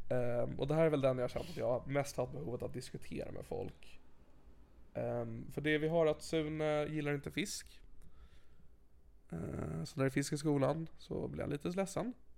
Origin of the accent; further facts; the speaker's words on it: Sigtuna, Stockholm County, Sweden; Jag växte upp i Sigtuna